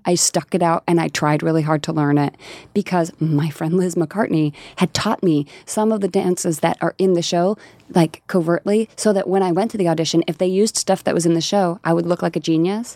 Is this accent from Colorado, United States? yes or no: yes; rural Colorado, United States; moved away; I am from Colorado, and there's a really rural, you know, part of Colorado that I'm from